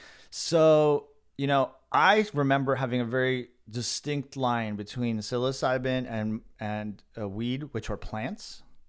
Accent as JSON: {"language": "English", "town": "Los Angeles", "region": "California", "country": "United States", "tie": "born or raised there", "said": "In the Valley. San Fernando Valley in Los Angeles."}